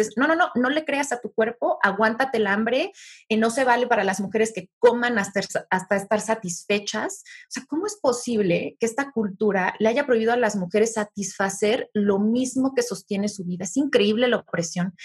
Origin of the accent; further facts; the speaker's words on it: Mexico; yo como mexicano